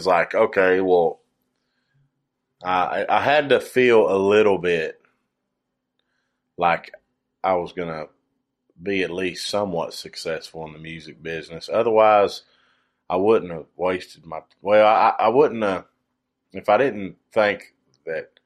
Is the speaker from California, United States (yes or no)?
no; Kentucky, United States; we're both from Kentucky